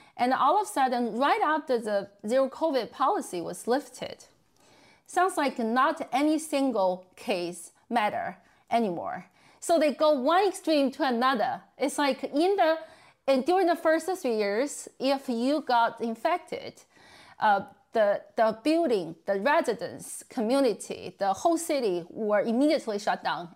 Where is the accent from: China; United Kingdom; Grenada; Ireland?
China; Beijing; moved away; in my hometown city, Beijing